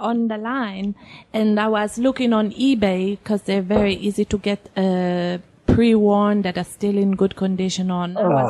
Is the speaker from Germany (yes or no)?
yes; Germany; moved away; my trip home to Germany.